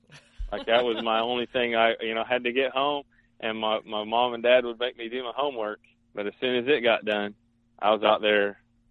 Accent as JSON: {"language": "English", "region": "Kansas", "country": "United States", "tie": "born or raised there", "said": "And so growing up in Southeast Kansas, you know, there's giant deer all over the place."}